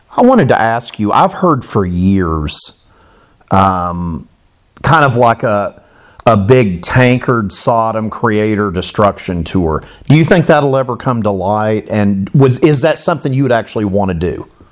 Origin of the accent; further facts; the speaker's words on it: Florida, United States; I grew up in Florida